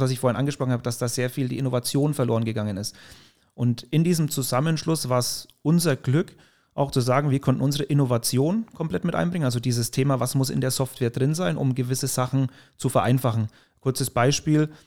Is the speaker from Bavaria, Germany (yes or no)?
yes; Mühlhausen, Bavaria, Germany; ich bin in der Nähe von Höchstadt Aisch, Mühlhausen heißt der Ort, aufgewachsen